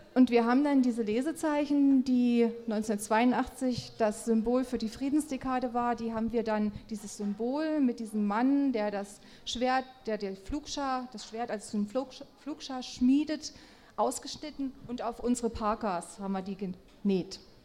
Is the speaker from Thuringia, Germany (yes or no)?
yes; a small town in Thuringia, Germany; now in Nordhausen, Germany; 1965, in einer thüringischen Kleinstadt geboren